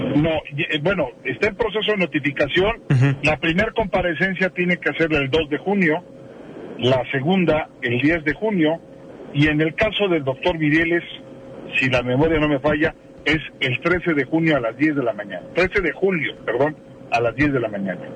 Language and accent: Spanish; Michoacán, Mexico; como michoacano, como mexicano